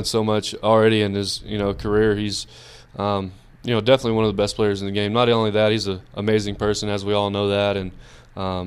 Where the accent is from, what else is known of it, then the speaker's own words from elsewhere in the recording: Brownwood, Texas, United States; I grew up in Brownwood